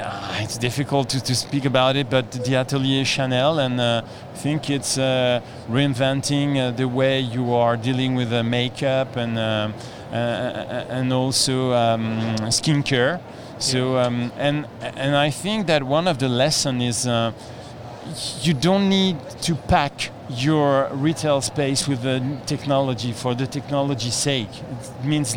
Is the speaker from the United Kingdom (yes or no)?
no; France; I'm coming from France